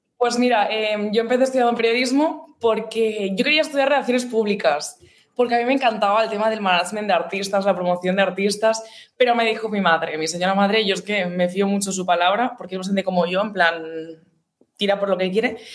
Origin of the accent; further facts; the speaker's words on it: Gavà, Catalonia, Spain; radio de mi pueblo, como tal, ¿sabes? De Gabá